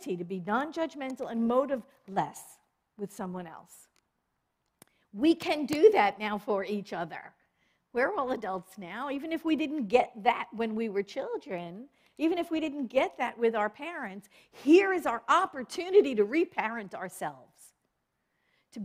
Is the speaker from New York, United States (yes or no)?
yes; New York, United States; I was born and raised in New York.